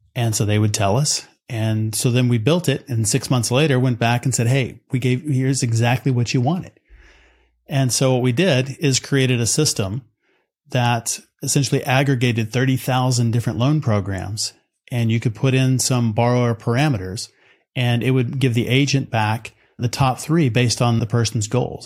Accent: West Texas, United States; growing up in West Texas

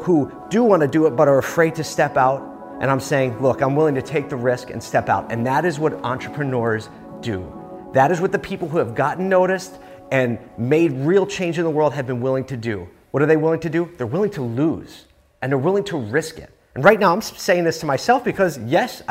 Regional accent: Philadelphia, Pennsylvania, United States; my hometown of Philly

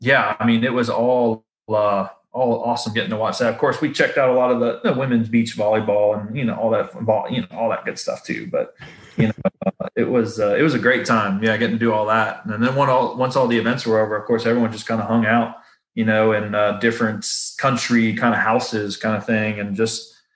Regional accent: the South, United States; Because obviously growing up in the South is all flatland around here.

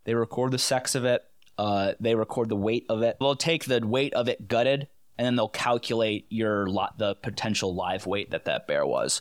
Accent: Connecticut, United States; now in Pennsylvania, United States; I'm from Connecticut. Moved, uh, away from there, um, about, like, twelve years ago

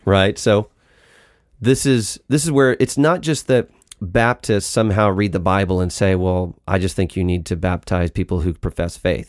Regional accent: United States; we're American

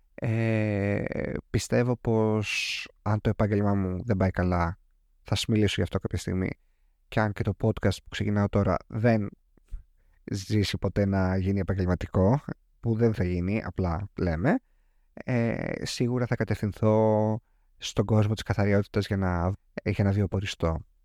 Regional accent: Ioannina, Epirus, Greece; Εγώ μεγάλωσα σε αυτό χωριό τέλος πάντων, στα Γιάννενα

